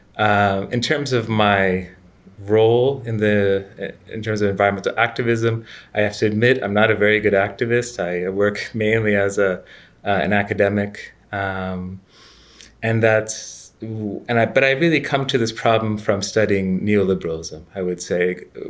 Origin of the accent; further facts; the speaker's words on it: Canada; moved away as an adult; also born or lived in United States / United Kingdom; now in Florence, Italy; I'm Canadian, educated in the U S and Britain. I'm currently, uh, living in Florence